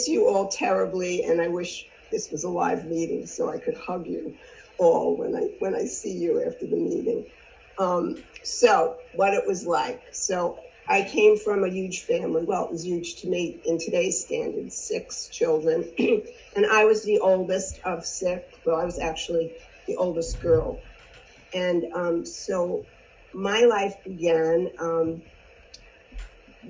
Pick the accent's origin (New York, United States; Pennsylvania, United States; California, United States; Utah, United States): New York, United States; Long Island; I grew up on Long Island